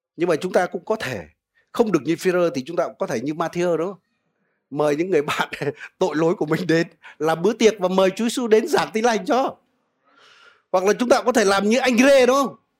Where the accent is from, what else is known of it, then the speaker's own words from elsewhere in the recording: Vietnam; moved away; người Việt Nam chúng ta